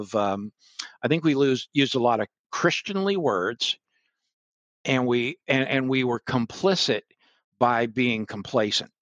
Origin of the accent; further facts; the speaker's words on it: North Kingstown, Rhode Island, United States; moved away; also born or lived in Daytona Beach, Florida; But as an infant, my parents moved us to Rhode Island.